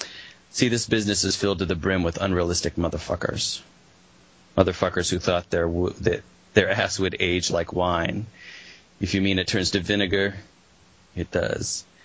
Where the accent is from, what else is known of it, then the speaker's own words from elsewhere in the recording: Colorado, United States; I grew up in Colorado.